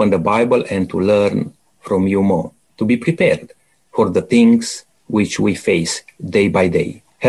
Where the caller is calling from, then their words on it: Adelaide, South Australia, Australia; Now, just to mention to our listeners, we are from Adelaide, producing this program